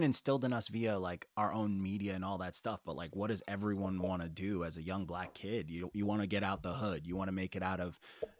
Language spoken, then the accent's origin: English; Elmont, New York, United States; also born or lived in Montreal, Canada / Queens, New York / Garden City, New York; I lived in Garden City for a little bit, and I was like, and this is me growing, I grew up in Elmont.